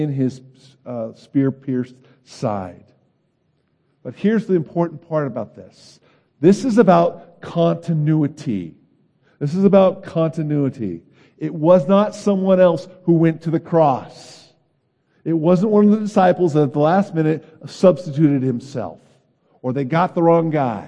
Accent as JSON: {"language": "English", "region": "California", "country": "United States", "said": "I'm from California, and I was born in the 60s. I was a grade school child in the 70s."}